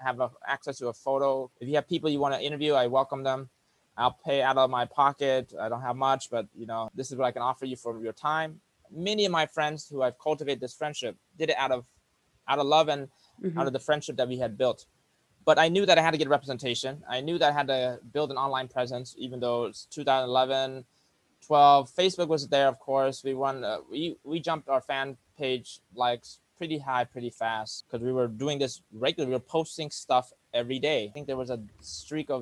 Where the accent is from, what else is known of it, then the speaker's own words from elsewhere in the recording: United States; also born or lived in Cambodia / New York; I grew up in America all my life from the age of 4